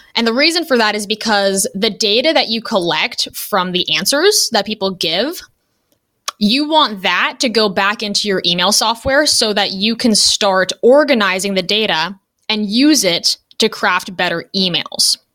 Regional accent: Los Angeles, California, United States; moved away as an adult; now in Ohio, United States; I am from Los Angeles originally, but I now live in a small town in Ohio

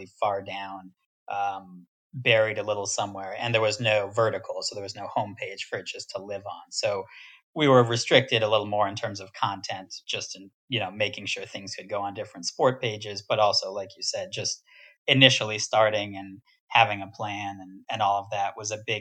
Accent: New York, United States; also born or lived in California; So I came back from California and to New York, kind of lived at home

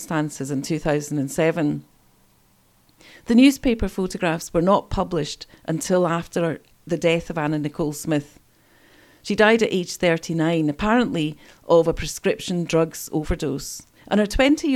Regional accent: East Kilbride, Scotland, United Kingdom; I grew up in East Kilbride

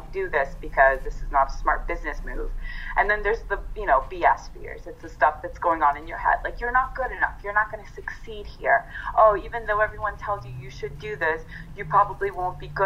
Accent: California, United States; now in New York, United States; I'm actually Italian, and at heart, I'm a Californian. I live in New York, but I'm a Californian

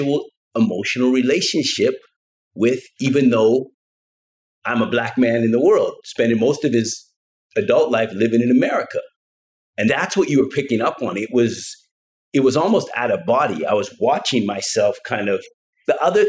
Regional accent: Canada; I grew up in Canada

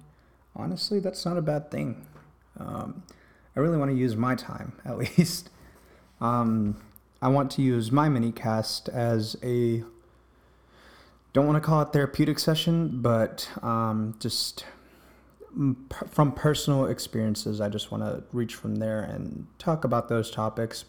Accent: East Coast, United States; I grew up here in the East Coast

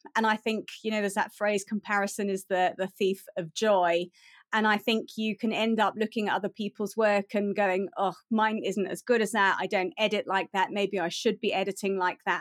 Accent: United Kingdom; moved away as an adult; now in South Africa; I am British. I grew up in the U K, and I moved to South Africa in two thousand and nine.

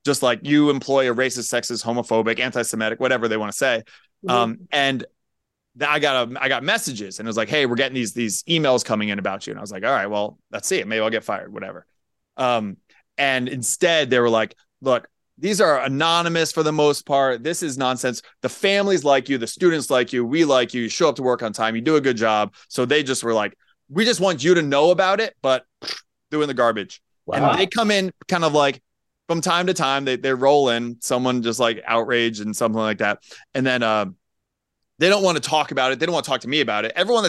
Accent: Pennsylvania, United States; moved away; it's a lot of transplants. You know, like I'm from Pennsylvania originally.

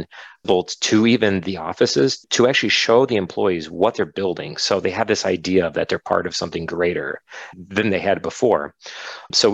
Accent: Detroit, Michigan, United States; I grew up in the Metro Detroit like area

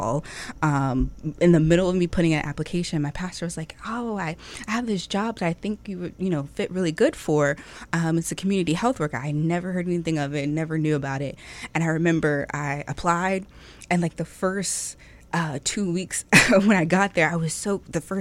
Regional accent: Norfolk and Virginia Beach, United States; I'm actually born and raised here. I like to call myself a hybrid because half of my life was spent in Norfolk. The other half was spent in Virginia Beach

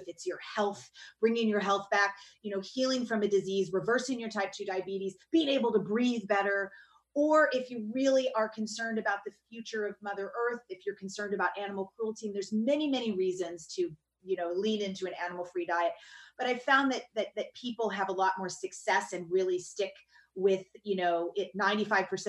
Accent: the South, United States; I grew up in the South

